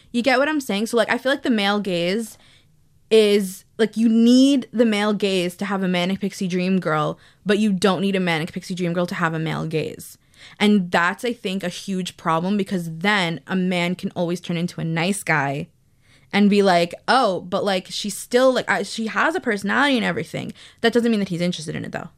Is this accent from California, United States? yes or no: no; New York, United States; I was born and raised in New York